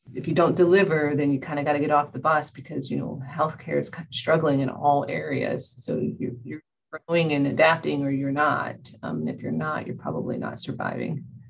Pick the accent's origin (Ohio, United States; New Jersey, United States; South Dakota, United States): Ohio, United States; moved away; I'm originally from Ohio.